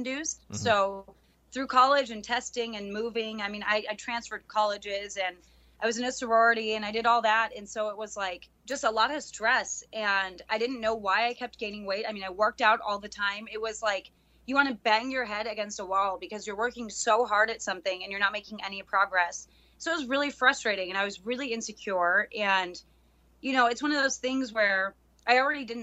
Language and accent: English; Oso, Washington, United States; my hometown is Oso, Washington